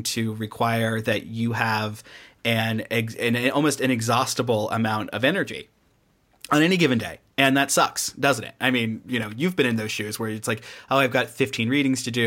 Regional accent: Midwest, United States; now in California, United States; I'm from the Midwest

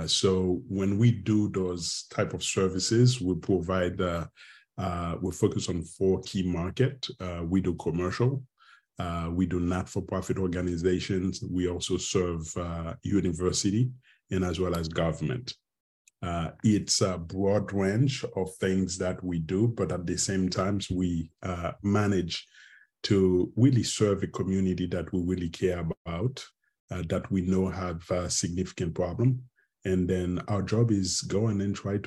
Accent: Haiti; moved away as an adult; also born or lived in Mexico / Pittsburgh, Pennsylvania / Cambridge, Massachusetts; now in McKinney, United States; I'm from Haiti originally, and been out of Haiti for the past, 30 plus years.

